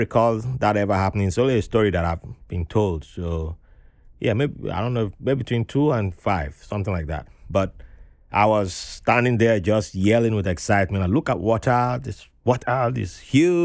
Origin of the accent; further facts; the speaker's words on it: Nigeria; now in Brooklyn, United States; I was born into a Riverine tribe in Nigeria